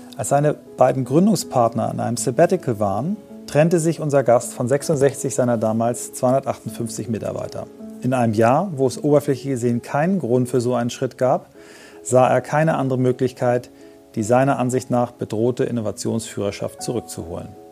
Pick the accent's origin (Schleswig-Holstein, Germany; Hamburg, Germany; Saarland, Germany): Schleswig-Holstein, Germany; Kiel; wir sind ja beide Kieler